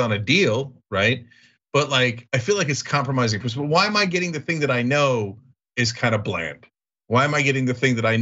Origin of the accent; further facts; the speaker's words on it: East Coast, United States; moved away as an adult; also born or lived in Los Angeles; I grew up on the East Coast